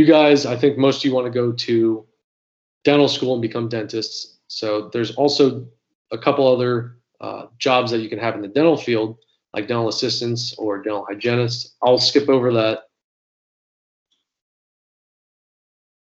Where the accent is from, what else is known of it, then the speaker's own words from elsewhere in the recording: Florida, United States; I'm from Florida